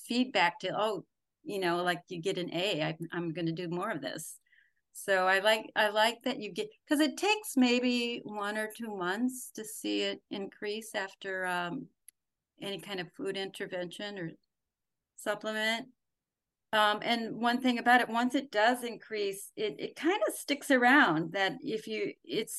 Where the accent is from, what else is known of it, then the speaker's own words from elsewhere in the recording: Wisconsin, United States; moved away; I'm a girl from Wisconsin.